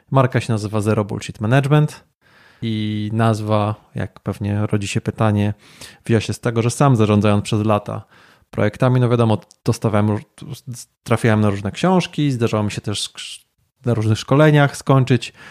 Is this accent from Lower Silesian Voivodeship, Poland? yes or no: yes; Wrocław, Lower Silesian Voivodeship, Poland; moved away as an adult; now in Kraków, Poland; urodziłem się w Wrocławiu, ale tu od 12 lat nie mieszkam. E, mieszkam w stolicy polskiego smogu